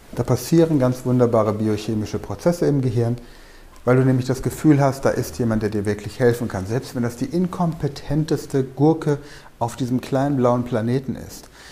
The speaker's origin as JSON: {"language": "German", "country": "Germany", "said": "bei uns in Deutschland"}